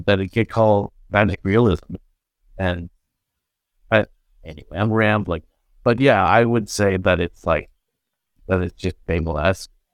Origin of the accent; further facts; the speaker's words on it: Canada; I'm Canadian